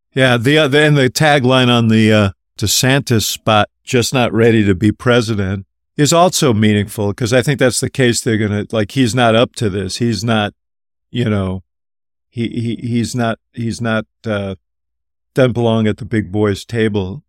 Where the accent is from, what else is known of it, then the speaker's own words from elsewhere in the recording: Chicago, Illinois, United States; I'm from Chicago.